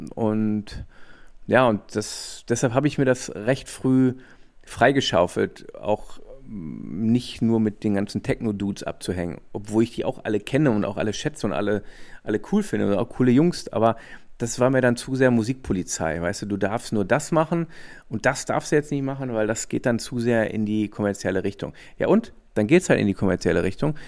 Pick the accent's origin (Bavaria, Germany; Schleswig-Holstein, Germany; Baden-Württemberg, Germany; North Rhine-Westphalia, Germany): North Rhine-Westphalia, Germany; Ruhr area; Ich komme aus dem Ruhrgebiet, aber war halt oft in Düsseldorf